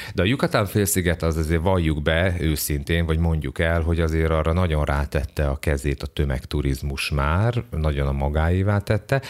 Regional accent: Hungary; én ugye magyar vagyok

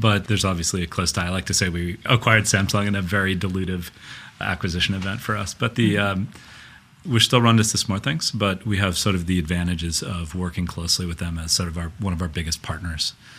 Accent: Minnesota, United States; now in Silicon Valley, United States; me as a Minnesotan

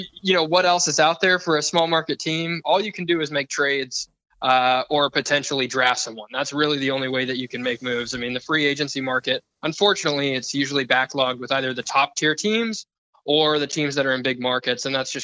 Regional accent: Portland, Oregon, United States; Well, I grew up in Portland.

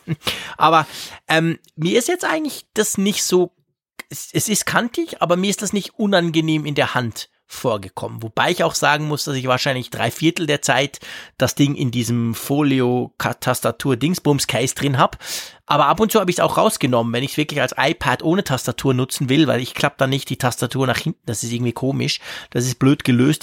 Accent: Switzerland; bei uns in der Schweiz

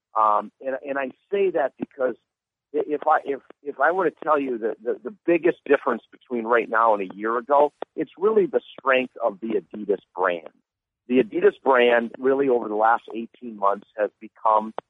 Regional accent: Green Bay, Wisconsin, United States; I'm from Green Bay

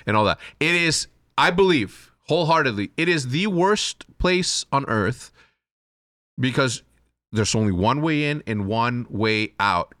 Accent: Chihuahua, Mexico; I'm gonna go from Chihuahuense, which is Chihuahua

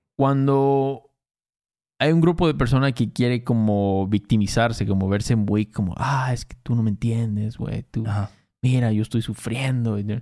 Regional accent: Veracruz, Mexico; Cuando éramos morros en Veracruz

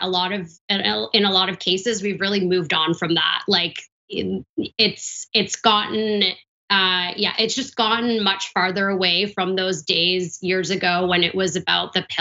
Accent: Vancouver, British Columbia, Canada; my hometown, Vancouver, Canada

